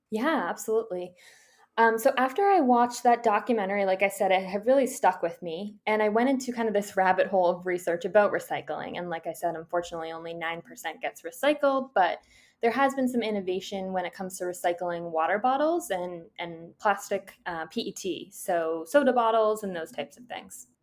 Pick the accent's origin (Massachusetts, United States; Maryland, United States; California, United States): Massachusetts, United States; Boston; I'm from Boston, Massachusetts.